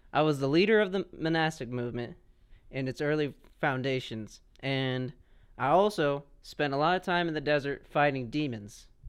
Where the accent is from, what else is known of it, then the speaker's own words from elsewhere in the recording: United States; I'm an American